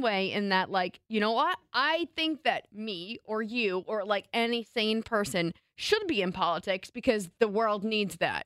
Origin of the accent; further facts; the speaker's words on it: North Arlington, New Jersey, United States; When I was graduating from North Arlington Middle School, home of the Falcons